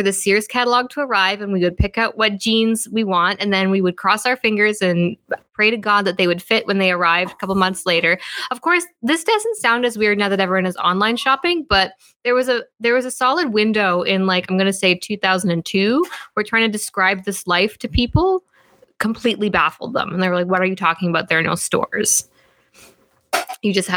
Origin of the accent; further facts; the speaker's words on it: Fort Vermilion, Alberta, Canada; I grew up in a place called Fort Vermilion, Alberta